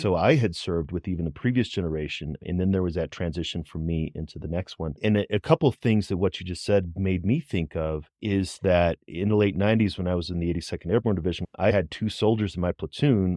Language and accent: English; St. Louis, Missouri, United States; I grew up in Saint Louis